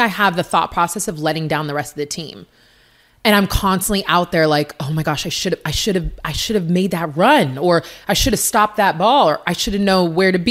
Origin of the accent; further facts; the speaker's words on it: Seattle, Washington, United States; University of Washington in my hometown